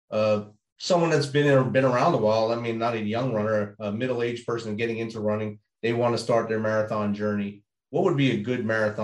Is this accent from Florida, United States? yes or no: no; Jersey City, New Jersey, United States; I grew up right there in Jersey City. So Staten Island's right there.